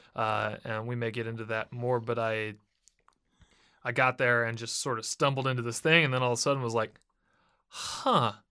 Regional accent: Cincinnati, Ohio, United States; moved away as an adult; also born or lived in Boston; now in Nashville, United States; I'm from Cincinnati

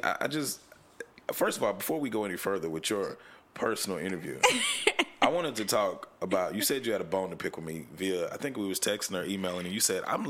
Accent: Texarkana, United States; moved away; growing up in Texarkana, I still never had an issue with it. It's just where I grew up, it was a lot of racism. So, because it's a small town.

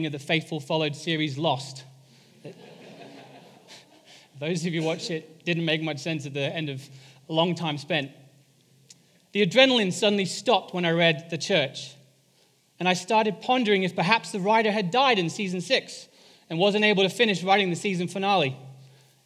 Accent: England, United Kingdom; moved away; I am English

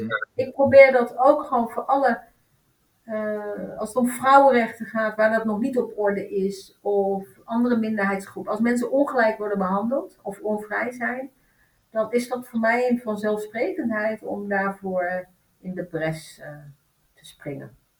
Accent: Netherlands; also born or lived in Turkey; ik ben in Turkije geboren en ik ben hier in een achterstandsbuurt opgegroeid.

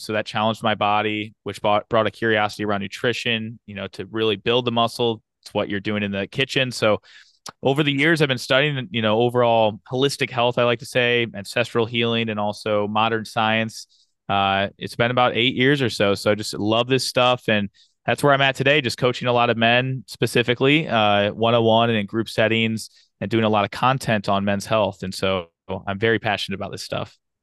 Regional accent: St. Louis, Missouri, United States; moved away as an adult; now in Fayetteville, United States; I was born and raised in Saint Louis, Missouri.

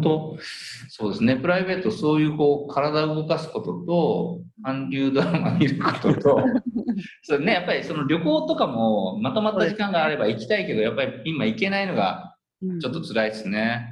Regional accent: Udon Prefecture, Kagawa, Japan; now in Tokyo metropolitan area, Japan; 僕はそのうどん県出身者として

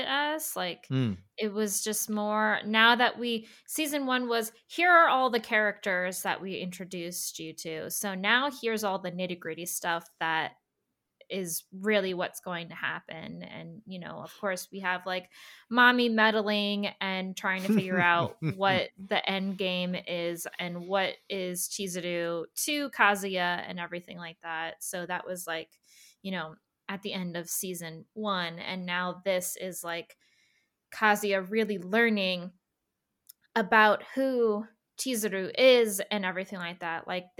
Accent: New Jersey, United States; So I'm from New Jersey

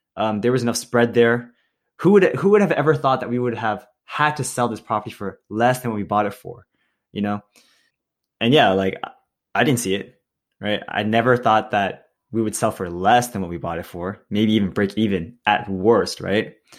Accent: Milpitas, California, United States; I grew up in Milpitas, California

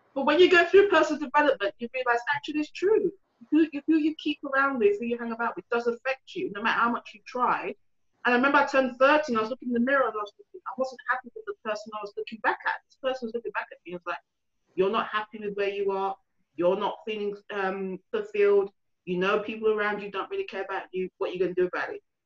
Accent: London, United Kingdom; moved away; also born or lived in Essex / north of England; I grew up in Hackney, so where there's a lot of people looked like me

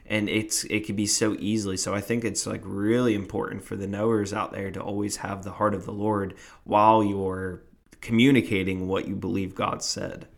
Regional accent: New Jersey, United States; I am from Jersey

